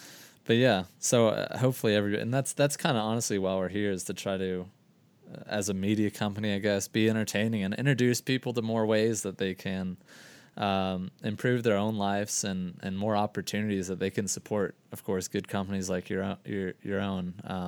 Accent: Florida, United States; You know, I'm from Florida. I didn't have shit for winter.

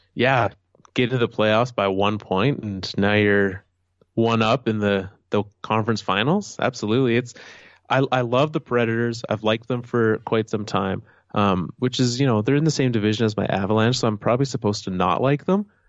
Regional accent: Canada; also born or lived in Calgary; As a Canadian, as someone from Canada

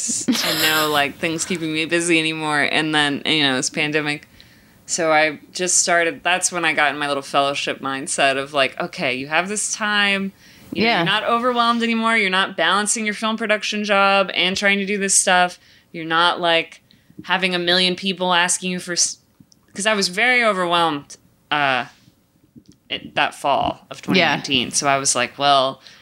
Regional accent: Greensboro, North Carolina, United States; I grew up in North Carolina in Greensboro

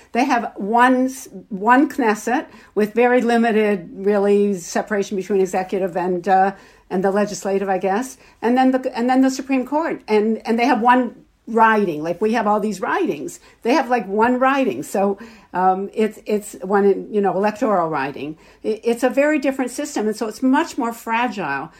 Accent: Canada; also born or lived in Toronto; as Canadian Jews

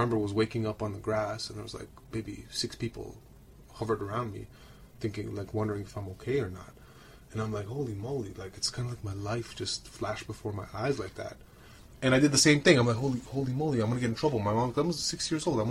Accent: Romania; moved away; I grew up in Romania. I'm from Romania.

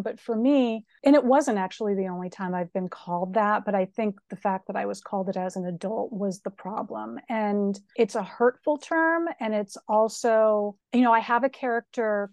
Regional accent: Springfield, Massachusetts, United States; I grew up in Springfield, Massachusetts

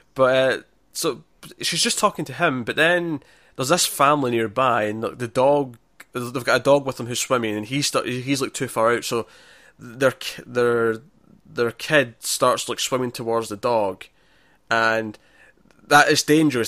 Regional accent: Scotland, United Kingdom; it's kinda funny being Scottish

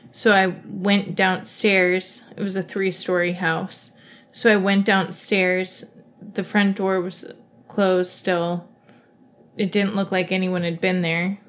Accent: Ohio, United States; moved away; I grew up near Wright Pat Air Force Base

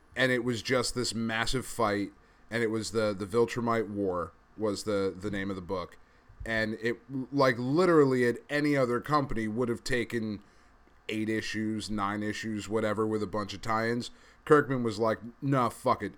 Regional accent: East Coast, United States; we're from the East Coast

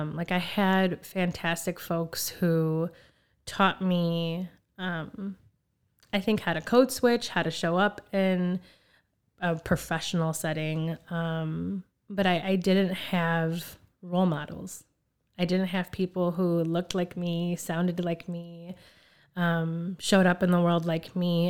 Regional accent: Chicago, Illinois, United States; also born or lived in Skokie; I'm originally from Chicago. Um, I was born at Illinois Masonic, and my family migrated here from Puerto Rico

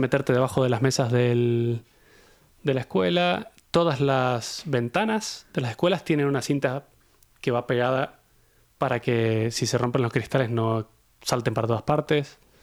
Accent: Mendoza, Argentina; moved away; yo soy de Mendoza, de Argentina, que es un sitio que es una zona sísmica

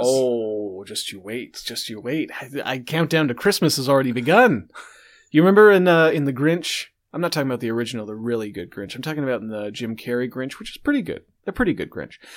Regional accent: Canada

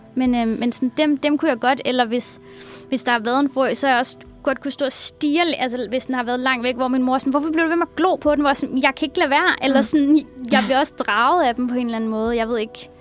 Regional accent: Copenhagen, Capital Region of Denmark, Denmark; also born or lived in Husum; jeg er fra København

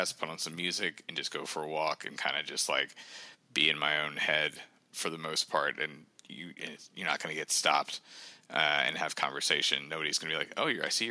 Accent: the South, United States; now in Saint Paul, United States; I'm from the South originally

